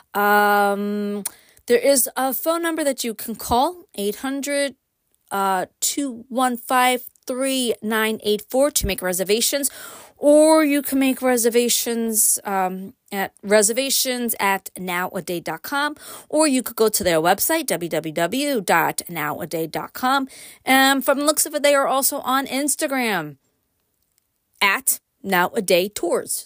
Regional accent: New York City, New York, United States; moved away as an adult; now in Upstate New York, United States; Born and raised in Brooklyn. Like, quite literally born and raised in Brooklyn. Moved to upstate after I got married

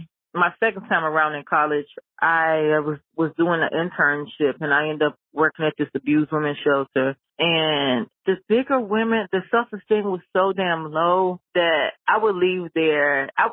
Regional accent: Memphis, Tennessee, United States; now in Atlanta, United States; I moved to Atlanta. I came from Memphis and I moved to Atlanta.

